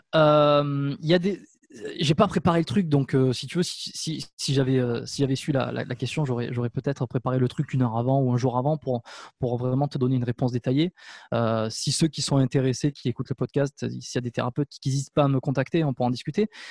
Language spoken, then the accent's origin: French; France; moved away as an adult; also born or lived in Canada; j'ai eu une occasion de m'installer en France dans ma région natale